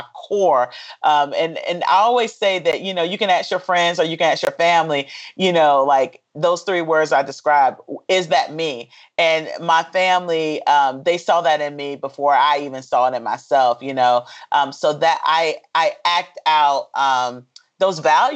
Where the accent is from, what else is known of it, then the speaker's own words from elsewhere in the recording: Fayetteville, North Carolina, United States; I'm originally from a small town called Fayetteville, which is a military community because my father was in the military and my grandfather was in the military